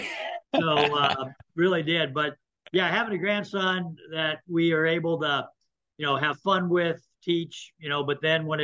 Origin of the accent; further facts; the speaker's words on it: Houston, Texas, United States; moved away as an adult; also born or lived in Midland, Michigan; now in St. Paul, United States; I'm from the Houston, Texas area